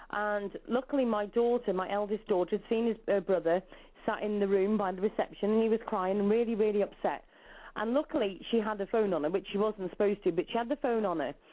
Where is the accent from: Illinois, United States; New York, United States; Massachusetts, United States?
New York, United States; I'm from New York.